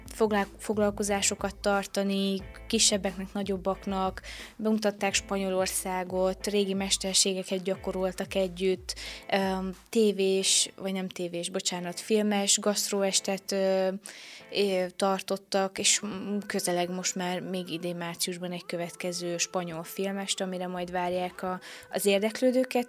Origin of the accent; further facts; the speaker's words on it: Săcueni, Bihor County, Romania; also born or lived in Oradea (born); itt, ö, nevelkedtem születésemtől fogva